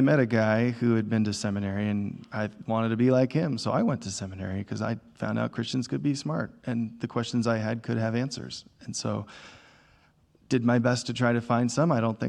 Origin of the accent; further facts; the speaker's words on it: the Bible Belt, United States; I grew up in the Bible Belt, very much sitting on the fence of faith, met Jesus in college in a way that changed my life.